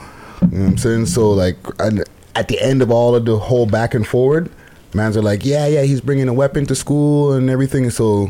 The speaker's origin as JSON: {"language": "English", "town": "Montreal", "region": "Quebec", "country": "Canada", "tie": "born or raised there", "said": "I grew up in Montreal, so we dealt with a little bit, another layer of racism with the language stuff."}